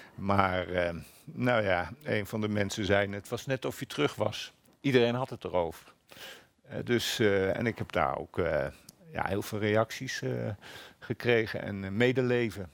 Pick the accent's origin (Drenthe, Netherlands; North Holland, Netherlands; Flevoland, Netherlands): Flevoland, Netherlands; eastern; Ik groeide op in de Oost, oostelijk Flevoland